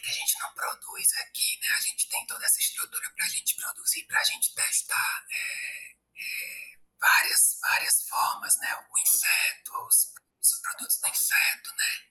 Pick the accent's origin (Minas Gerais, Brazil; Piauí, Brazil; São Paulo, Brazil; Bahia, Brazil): Piauí, Brazil; eu sou aqui do Piauí.